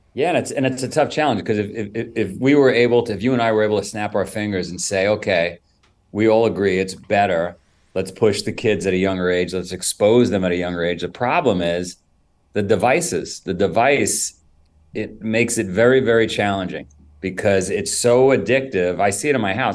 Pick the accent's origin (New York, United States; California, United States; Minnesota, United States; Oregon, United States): New York, United States; New York City; also born or lived in Florida; now in Vermont, United States; I grew up in Queens and New York many, many years ago.